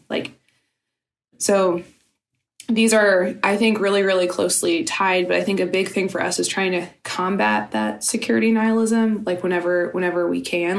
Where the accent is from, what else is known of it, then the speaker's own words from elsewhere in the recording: Louisiana, United States; I'm from Louisiana. I live half the year there.